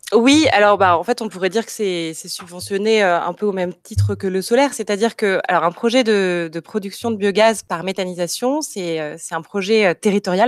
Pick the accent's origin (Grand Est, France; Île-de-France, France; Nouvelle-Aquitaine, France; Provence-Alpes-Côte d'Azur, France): Provence-Alpes-Côte d'Azur, France; Marseille; also born or lived in Paris / Montreal / Lyon; en tant que Marseillaise, j'ai souhaité rejoindre Marseille